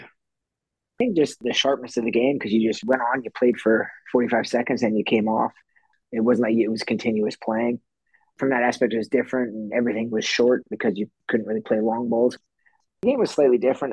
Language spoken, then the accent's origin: English; Canada